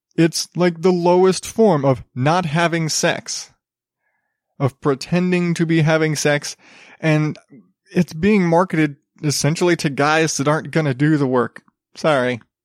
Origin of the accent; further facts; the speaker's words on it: Arizona, United States; growing up in Arizona